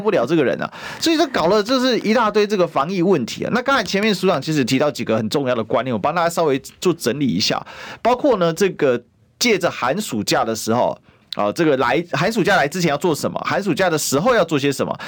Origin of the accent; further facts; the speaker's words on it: Taiwan; 我们台湾人